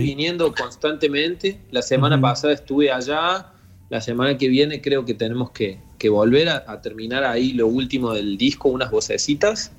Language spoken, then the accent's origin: Spanish; Río Tercero, Córdoba, Argentina; moved away; somos dos pibes de Río Tercero, ya no tan pibes. Sí, sí. Pero, pero éramos dos pibes que vivían en Río Tercero, que era una ciudad muy chica del interior